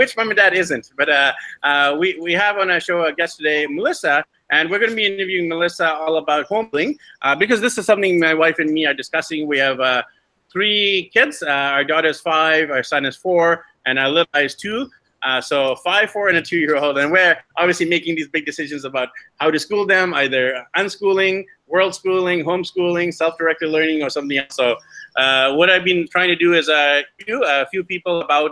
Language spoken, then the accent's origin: English; Vancouver, British Columbia, Canada; I'm from Vancouver